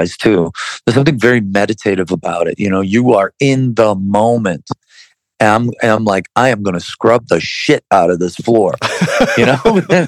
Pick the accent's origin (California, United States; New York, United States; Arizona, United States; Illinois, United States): New York, United States; Buffalo; we're from Buffalo, New York